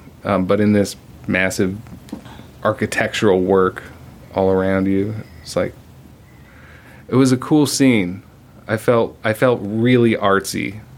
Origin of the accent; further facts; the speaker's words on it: Mojave Desert, California, United States; now in Los Angeles, United States; I'm from the Mojave Desert